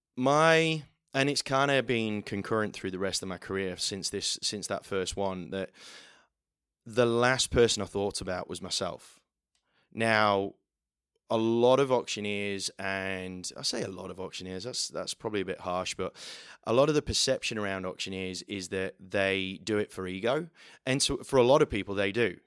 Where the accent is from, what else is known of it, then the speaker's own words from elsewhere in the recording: the middle of England, Midlands, United Kingdom; moved away as an adult; now in Australia; I'm not from round here, uh, from the middle of England